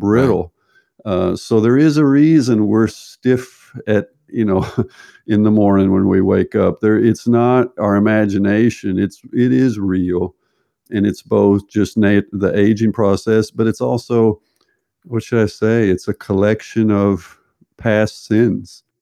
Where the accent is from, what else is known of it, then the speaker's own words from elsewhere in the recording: United States; moved away as an adult; also born or lived in Berkeley, California / Texas / Arkansas / Dallas, Texas; now in Norway; I was raised in the Southern United States, Texas, and Arkansas